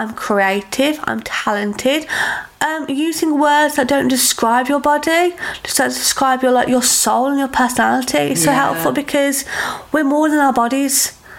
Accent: United Kingdom; as a nation, as a British woman, we don't accept help well.

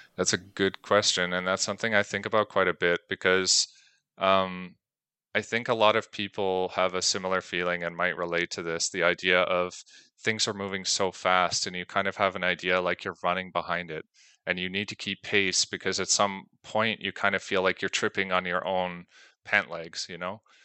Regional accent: Canada; moved away as an adult; now in Belgium; I'm originally from Canada

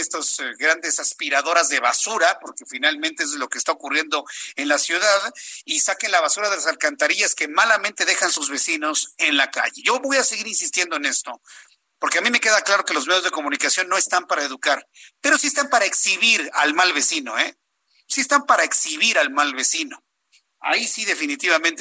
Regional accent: Mexico; una sociedad como la nuestra, como la mexicana

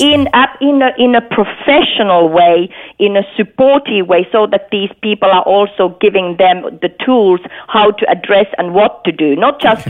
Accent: Finland; moved away; I'm, I'm from Finland myself

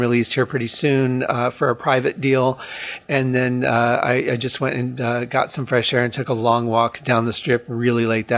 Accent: Detroit, Michigan, United States; Detroit, where I'm from

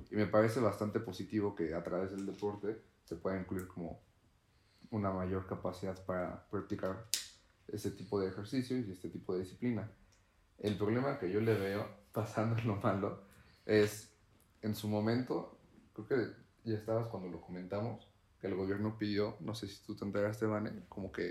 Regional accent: Tlaxcala, Mexico; las personas que somos de Tlaxcala vivimos eso.

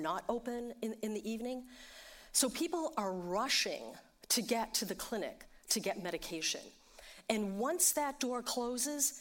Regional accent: New York City, New York, United States; I'm from New York City

